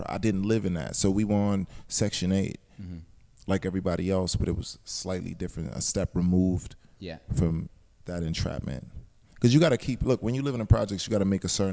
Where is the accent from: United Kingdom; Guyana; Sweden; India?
Guyana; Georgetown; moved away; also born or lived in New York, United States; I grew up in Guyana also, mm-hmm. Georgetown, Guyana